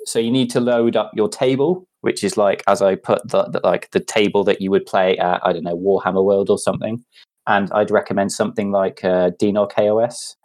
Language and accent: English; Cardiff, Wales, United Kingdom; I'm from Cardiff